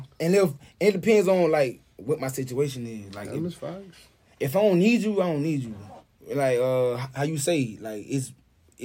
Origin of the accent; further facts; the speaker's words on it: Moultrie, Georgia, United States; I'm from Moultrie, Georgia.